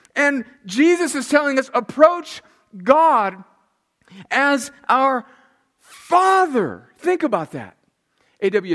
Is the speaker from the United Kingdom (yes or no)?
no; El Centro, California, United States; moved away as an adult; also born or lived in New York; went home to El Centro, California for Thanksgiving. That's my hometown. I moved away from 503 Winsley, El Centro, California, in June of 1989. I went away to college in New York, left. I was 18 years old